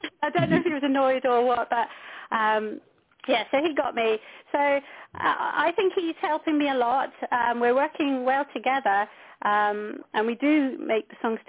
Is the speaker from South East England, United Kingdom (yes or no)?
no; Scotland, United Kingdom; I'm a nurse from Scotland